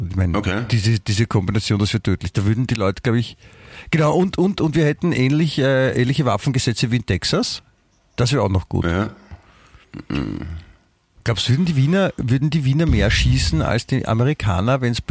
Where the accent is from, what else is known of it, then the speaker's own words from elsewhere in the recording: Germany; Ich, ich meine, ich bin Deutscher, ja?